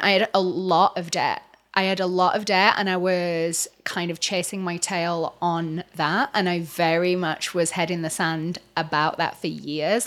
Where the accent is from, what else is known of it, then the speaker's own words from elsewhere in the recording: England, United Kingdom; moved away as an adult; also born or lived in Los Angeles, United States; now in Orange County, United States; Obviously, I'm not American. Uh, I'm English. I came over to L A twelve years ago.